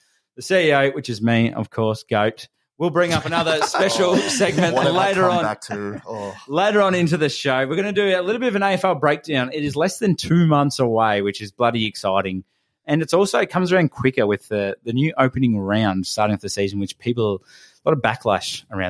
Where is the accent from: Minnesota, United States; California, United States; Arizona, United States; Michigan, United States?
Michigan, United States; So I grew up in Michigan.